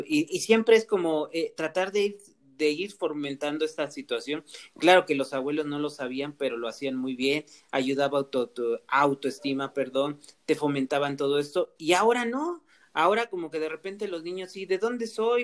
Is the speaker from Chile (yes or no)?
no; Mixteca, Oaxaca, Mexico; yo soy de la parte de la Mixteca, de un pueblo que ya es pueblo mágico